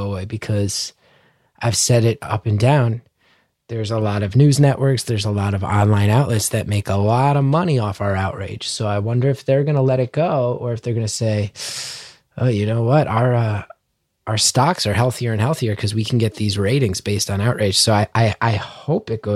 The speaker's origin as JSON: {"language": "English", "country": "United States", "said": "as an American"}